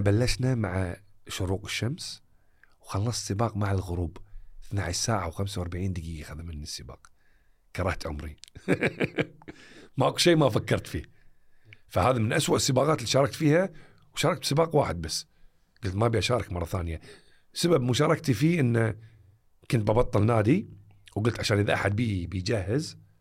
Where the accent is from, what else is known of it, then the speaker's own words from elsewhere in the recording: Kuwait; حياتنا الواقعية ككويتيين أو عرب